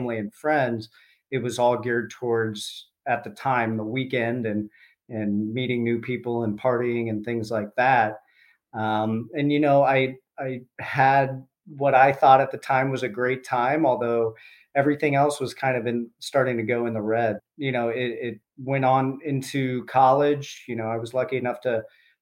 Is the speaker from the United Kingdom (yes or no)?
no; Columbus, Ohio, United States; I grew up in Columbus, Ohio